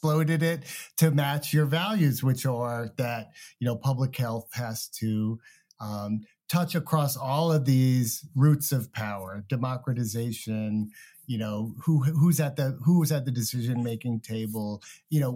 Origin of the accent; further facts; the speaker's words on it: United States; I'm American, grew up here